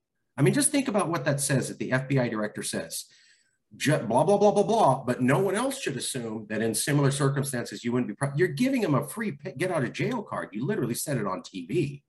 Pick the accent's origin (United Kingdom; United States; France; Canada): United States; California; I love California and I am a Californian